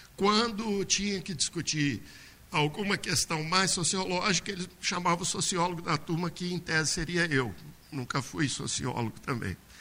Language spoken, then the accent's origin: Portuguese; Brumadinho, Minas Gerais, Brazil; now in Belo Horizonte, Brazil; Eu nasci em BH há 50 anos atrás, porque não tinha hospital em Brumadinho, para um parto mais delicado. Fiquei aqui até os três meses de idade e depois voltei para, Belo, para Brumadinho. E fui, vivi lá até os 15 anos.